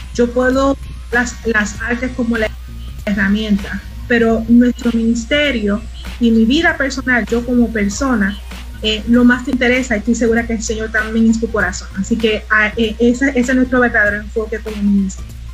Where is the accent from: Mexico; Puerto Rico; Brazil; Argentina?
Puerto Rico; Mayagüez; moved away as an adult; also born or lived in Aguadilla, Puerto Rico / Isabela, Puerto Rico; now in Texas, United States; soy puertorriqueña, el que me conoce, de mi isla hermosa. Vivo en Texas actualmente. Eh, nací en Mayagüez, Puerto Rico